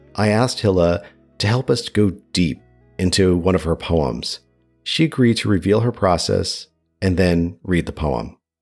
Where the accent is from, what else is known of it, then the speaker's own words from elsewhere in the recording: New York, United States; earlier in life as a New Yorker